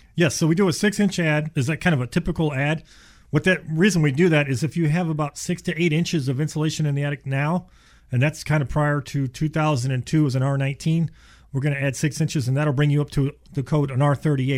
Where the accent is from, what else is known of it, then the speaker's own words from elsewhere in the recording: Houston, Texas, United States; also born or lived in Ohio; We moved here when I was seven, and I told my dad, I don't think I can stay here. It's too hot. And well, we've been here ever since